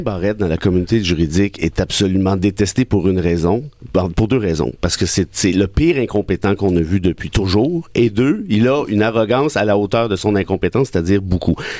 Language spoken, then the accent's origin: French; Mont-Laurier, Quebec, Canada; moved away; je, reste en contact avec ma région natale, à Mont-Laurier